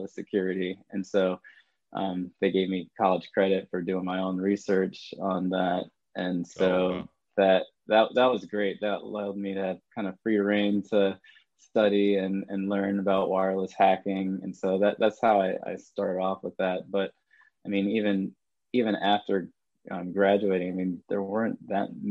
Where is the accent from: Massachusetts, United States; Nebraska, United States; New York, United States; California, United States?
New York, United States; Ithaca; moved away as an adult; now in Raleigh, United States; originally from upstate New York, Ithaca, New York. So grew up there, born and raised.